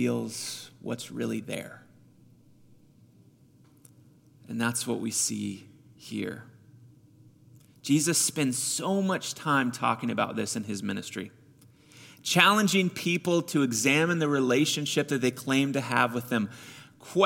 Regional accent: Missouri, United States; I grew up with him in Missouri

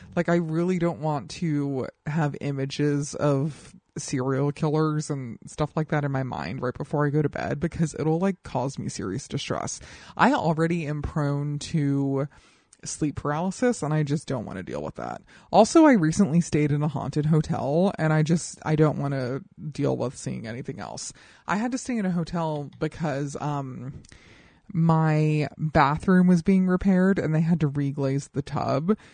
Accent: Colorado, United States; I'm half white and half Latina, and I grew up in Colorado

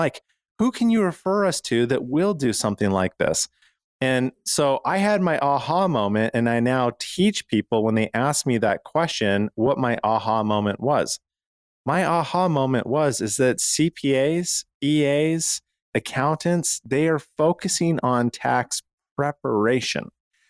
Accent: Canada; now in United States; And you know, I moved from Canada where it's very difficult to own a firearm and shoot.

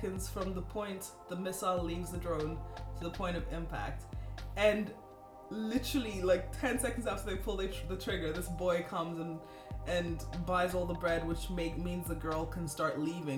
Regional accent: Kenya; I'm from Kenya.

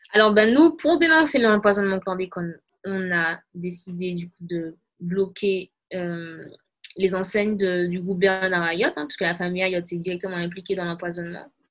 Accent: Martinique; je suis une Martiniquaise

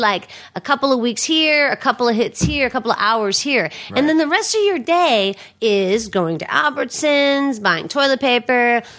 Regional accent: Pittsburgh, Pennsylvania, United States; moved away; I'm from Pittsburgh

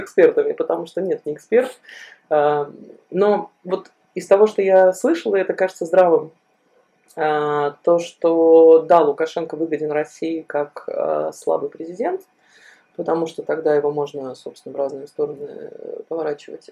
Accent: Belarus; moved away; мы, белорусы, живущие за рубежом

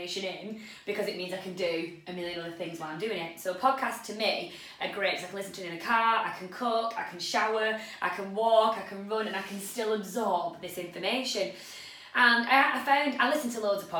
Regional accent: Chorley, North West England, United Kingdom; We are from Chorley, Lancashire, in the north of England

